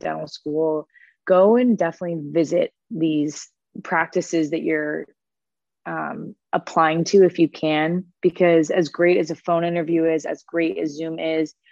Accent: Florida, United States; moved away as an adult; also born or lived in Boston; now in Cincinnati, United States; I'm originally from Florida

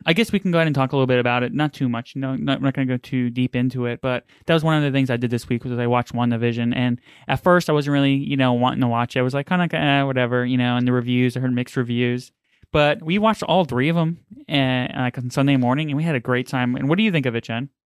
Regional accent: New York City, New York, United States; I grew up in New York and Queens

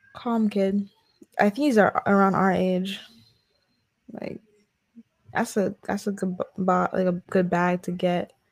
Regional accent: North Carolina, United States; I'm from North Carolina

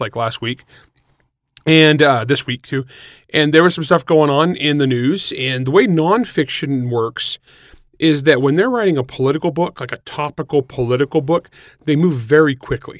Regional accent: San Joaquin Valley, California, United States; moved away; I'm from the San Joaquin Valley. I'm for the cows and plows part

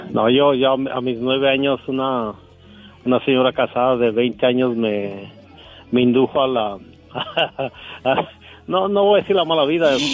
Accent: Michoacán, Mexico; now in United States; Imagínese que yo soy un producto de Michoacán, México, donde mi padre era güero de ojos azules, pelirrojo y, se casó con una indígena morena. Y yo salí medio rayadito como un tigre

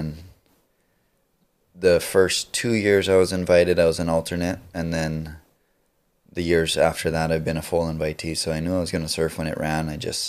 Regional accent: North Shore, Oahu, Hawaii, United States; born and raised on the North Shore.

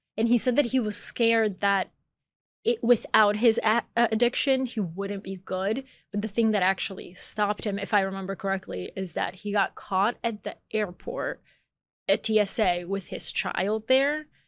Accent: Atlanta, Georgia, United States; moved away as an adult; also born or lived in Bulgaria; now in New York, United States; I was born in Bulgaria, I grew up in Atlanta, Georgia, I moved to New York as an adult

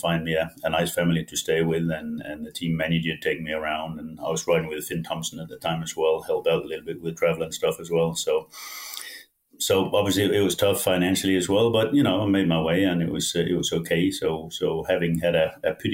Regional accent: Denmark; English is a second language; moved away as an adult; also born or lived in England; my hometown scraped some money together.

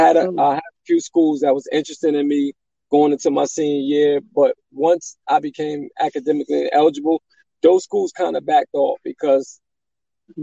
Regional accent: Elizabeth, New Jersey, United States; I'm from Elizabeth, New Jersey, born and raised.

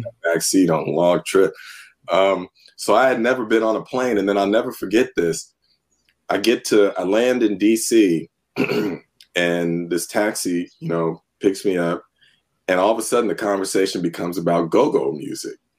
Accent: Northern California, United States; also born or lived in San Francisco; I grew up in Northern California, was born in San Francisco

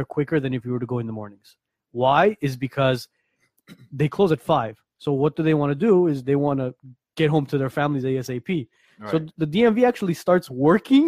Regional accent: Armenia; moved away; My parents are from Iran. I'm from Armenia.

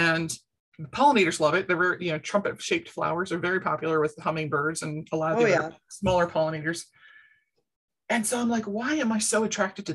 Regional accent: Baltimore, Maryland, United States; moved away; I was born and raised in Baltimore

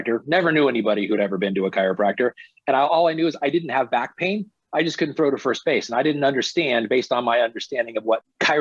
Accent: Silicon Valley, San Francisco Bay Area, Northern California, United States; I grew up in Northern California, the Silicon Valley, San Francisco Bay Area.

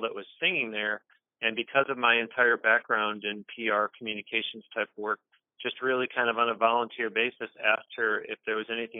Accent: Buffalo, New York, United States; moved away; I grew up in the friendly confines of Buffalo, New York

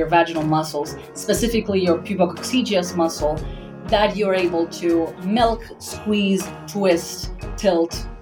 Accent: Argentina; moved away; I come from Argentina, a very Catholic family

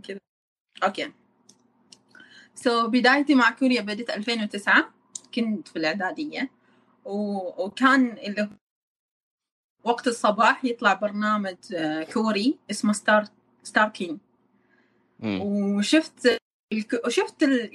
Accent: Oman; moved away as an adult; now in Busan, South Korea; انا من عمان

